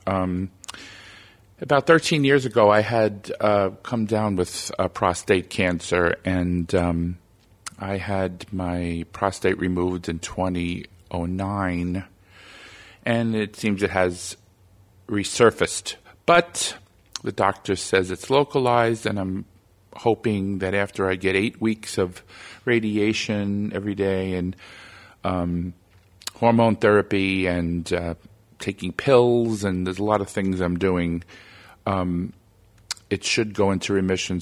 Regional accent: New York, United States; my home state of New York

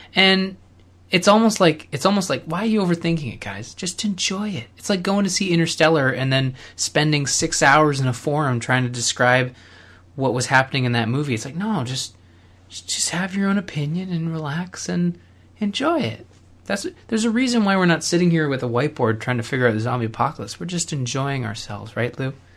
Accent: Canada; as a Canadian

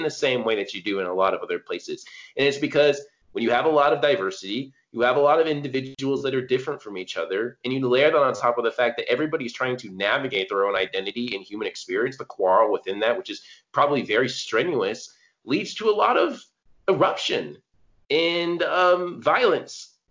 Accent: California, United States; I was born in California. I grew up around like a lot of Latino people, a lot of Asian people.

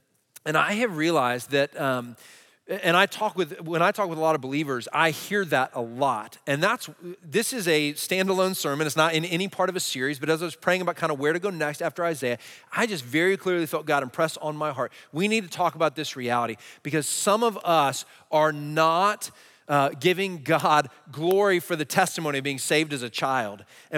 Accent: New Jersey, United States; I'd heard the gospel a lot growing up in Jersey.

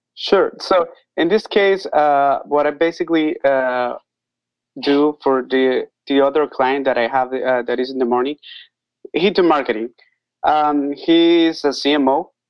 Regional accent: Costa Rica; now in Nicaragua; I am from Costa Rica, but I live in Nicaragua

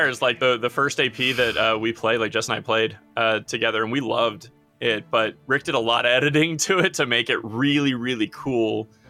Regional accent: United States; I'm American.

